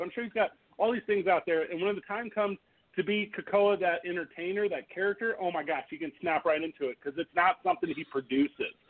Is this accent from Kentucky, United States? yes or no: no; St. Louis, Missouri, United States; my hometown of St. Louis, Missouri